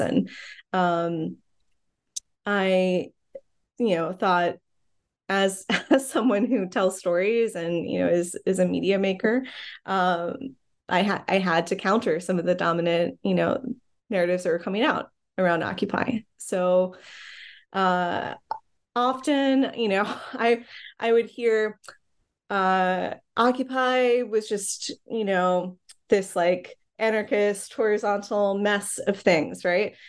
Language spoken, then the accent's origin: English; Ohio, United States; also born or lived in Chicago; now in Brooklyn, New York, United States; I grew up in the Midwest, um, mostly in Ohio